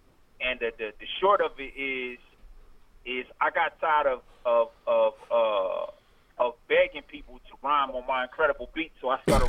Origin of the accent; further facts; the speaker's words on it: Detroit, Michigan, United States; man. MRK, Michigan Rap Gang. I'm from Detroit, Michigan, born right across the from Motown to Henry Ford Hospital.